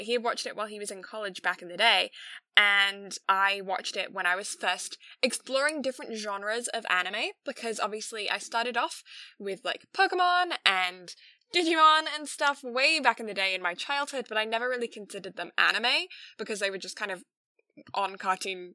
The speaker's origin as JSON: {"language": "English", "region": "England", "country": "United Kingdom", "said": "I'm English"}